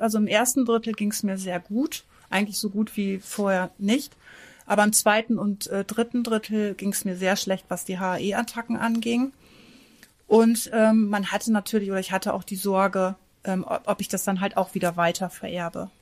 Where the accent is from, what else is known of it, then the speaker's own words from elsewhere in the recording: Northern Germany, Germany; bei uns im Norden